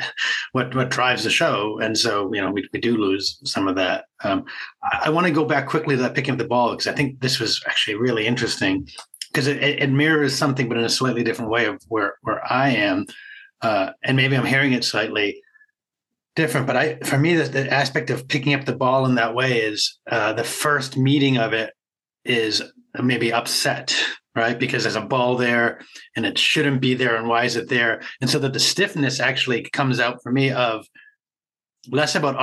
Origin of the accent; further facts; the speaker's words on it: Boston, Massachusetts, United States; I'm from Boston area